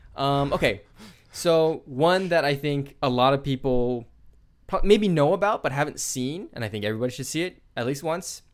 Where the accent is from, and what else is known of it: United States